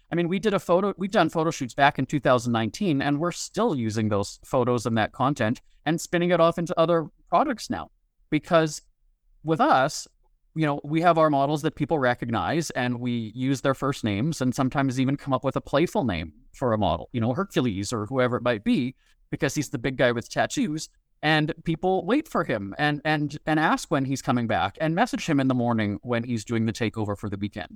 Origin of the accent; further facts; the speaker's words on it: Winnipeg, Manitoba, Canada; also born or lived in Hollywood; created the brand as Winnipeg cheapskate in my hometown